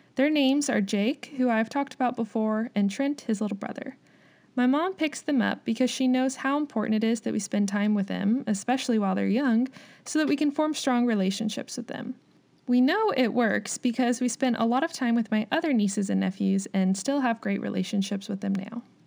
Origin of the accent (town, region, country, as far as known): United States; also born or lived in Kansas